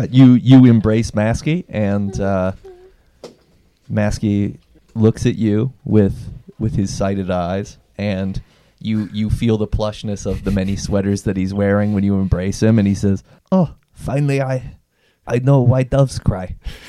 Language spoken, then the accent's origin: English; United Kingdom; I don't do hugging. I'm too British for that.